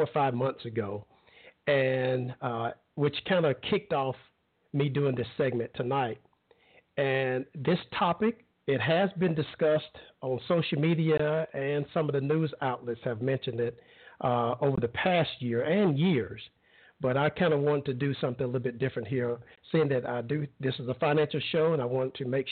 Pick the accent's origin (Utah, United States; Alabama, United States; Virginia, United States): Alabama, United States; I grew up in Alabama